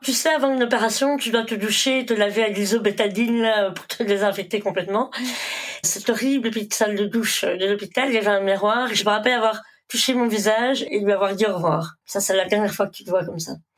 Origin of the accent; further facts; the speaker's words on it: Belgium; also born or lived in India / Brussels, Belgium; Je suis originaire d'Inde. J'ai été adoptée donc j'avais quelques mois. Je suis arrivée en Belgique